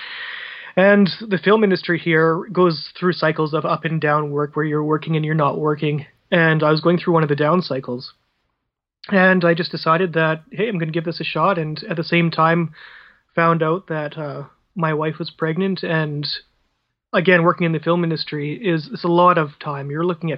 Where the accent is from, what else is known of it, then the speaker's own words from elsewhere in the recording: Vancouver, British Columbia, Canada; I grew up around Vancouver over in British Columbia here on the West Coast